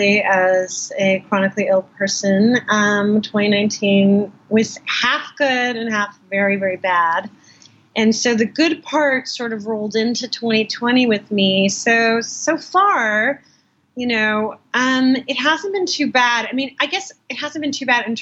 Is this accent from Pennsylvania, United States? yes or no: no; Los Angeles, California, United States; moved away as an adult; also born or lived in Northern New Mexico; now in New York, United States; I grew up in Los Angeles, I never got to know that city the way I got to know New York. I came to New York when I was 18